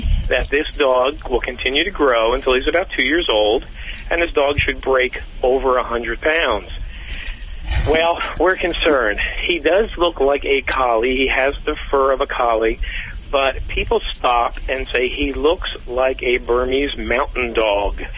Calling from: Glenside, Pennsylvania, United States

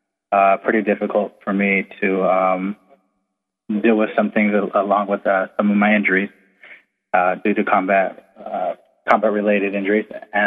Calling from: Camp Pendleton, California, United States; I'm calling from Camp Pendleton.

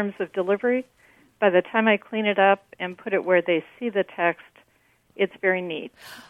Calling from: Toledo, Ohio, United States; I'm calling from Toledo, Ohio.

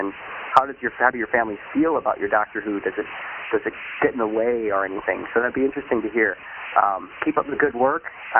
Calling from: Madison, Wisconsin, United States; I'm calling from Madison, Wisconsin

